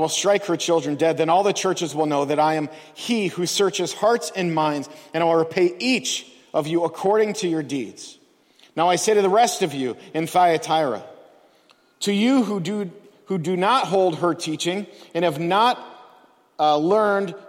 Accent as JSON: {"language": "English", "country": "United States", "said": "we as American Christians"}